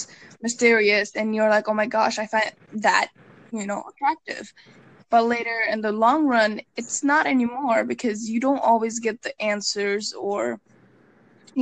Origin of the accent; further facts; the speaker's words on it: Bangladesh; now in United States; I'm from Bangladesh, but I live in US.